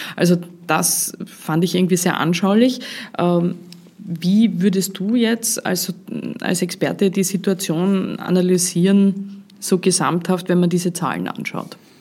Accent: Vorarlberg, Austria; Als Vorarlbergerin

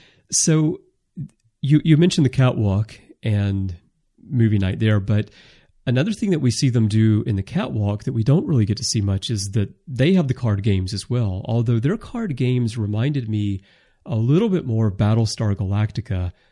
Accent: the South, United States; I'm originally from the South. If we built these starships in the South, we would have dedicated barbecue facilities on the ships.

